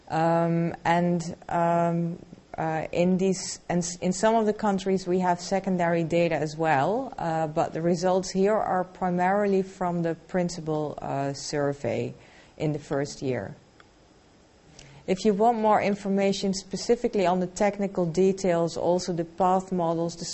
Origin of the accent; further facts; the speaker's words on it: Turkey; English is a second language; Hi, uh, I I came from Turkey. Uh, I am visiting scholar in uh, Cambridge University uh, about educational leadership.